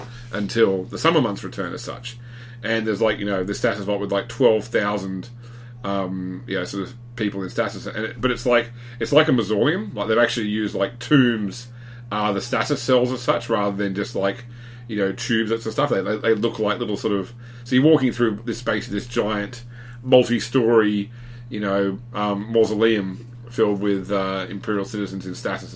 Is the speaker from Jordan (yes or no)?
no; Australia; me as an Australian saying g'day